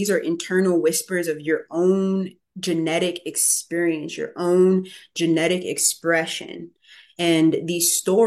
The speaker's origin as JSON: {"language": "English", "town": "Chicago", "region": "Illinois", "country": "United States", "tie": "born or raised there", "said": "I'm from inner city Chicago. I was born in 1990. I grew up in Inglewood"}